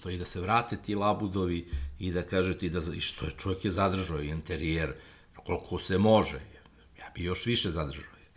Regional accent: Belgrade, Serbia; Ja sam odrastao na Karavormi, u ulici Patrisa Lumumbe.

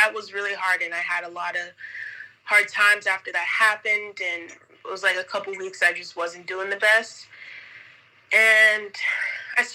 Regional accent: New Jersey, United States; also born or lived in Nevada; now in Manta, Ecuador; I was born in Jersey, but I moved here from Nevada. That's also where I went to college

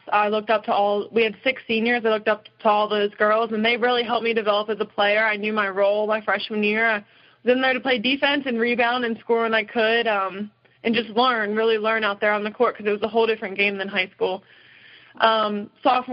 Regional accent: Morgantown, West Virginia, United States; I grew up in Morgantown

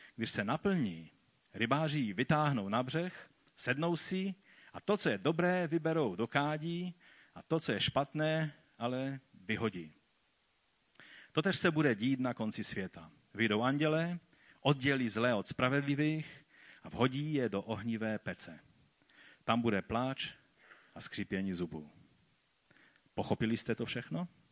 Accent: Czechia; tady u nás v Čechách a na Moravě

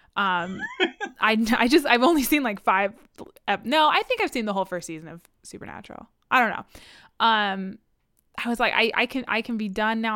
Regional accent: United States; am I from the United States? Yes

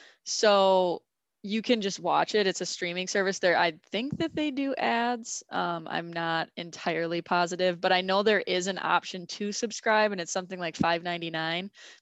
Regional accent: St. Paul, Minnesota, United States; So we grew up in St. Paul

